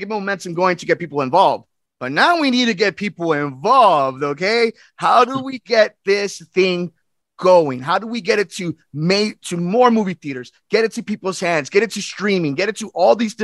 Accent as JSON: {"language": "English", "town": "Berwyn", "region": "Illinois", "country": "United States", "said": "I'm Berwyn boy myself"}